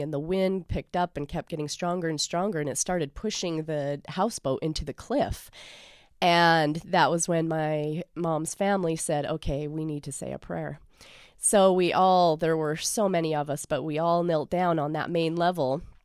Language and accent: English; Lindon, Utah, United States; I grew up in Linden, Utah